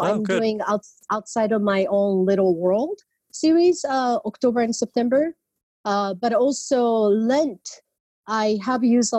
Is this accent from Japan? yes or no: yes; Japan; moved away as an adult; now in California, United States; I was born in Japan and as a non-Christian family, and I came to the United States for college